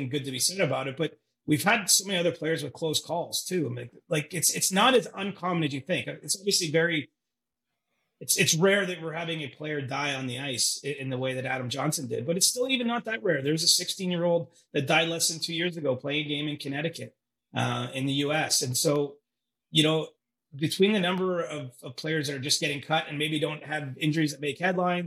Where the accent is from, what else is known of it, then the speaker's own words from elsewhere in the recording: Canada; growing up in Canada